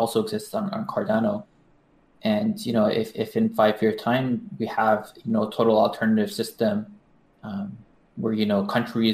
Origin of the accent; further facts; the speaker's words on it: Canada; also born or lived in United States; now in Japan; I was born in Canada